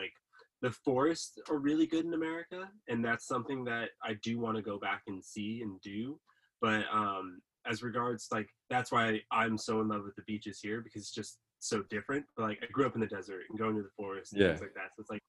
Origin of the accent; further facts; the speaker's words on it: California, United States; moved away as an adult; now in Australia; I grew up in California